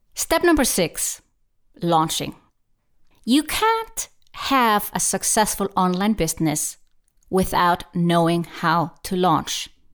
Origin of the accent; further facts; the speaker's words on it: Iceland; I'm from Iceland